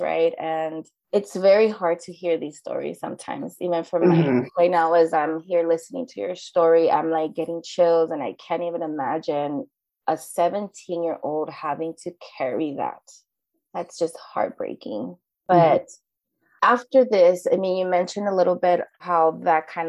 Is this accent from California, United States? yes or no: yes; Los Angeles, California, United States; I grew up in South LA.